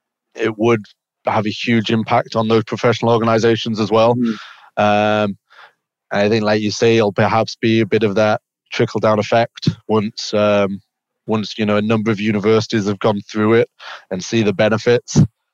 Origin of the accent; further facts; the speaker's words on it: England, United Kingdom; also born or lived in Oregon; I grew up in England, playing basketball, played kind of a high level junior basketball over in England